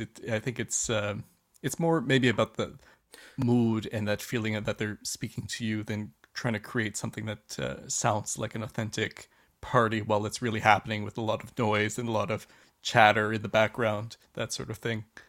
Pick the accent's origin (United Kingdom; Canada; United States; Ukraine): Canada; lived in Canada most of my life